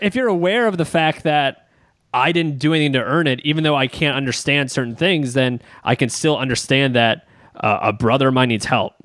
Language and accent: English; Baltimore, Maryland, United States; My, my brother and I being we're we're from Baltimore. Uh, we are we lived five minutes outside Baltimore City